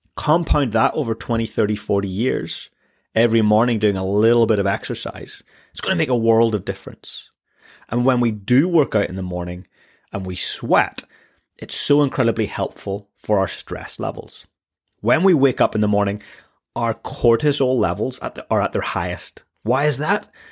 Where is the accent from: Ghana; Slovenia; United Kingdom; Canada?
United Kingdom; Northern Ireland; I come from Northern Ireland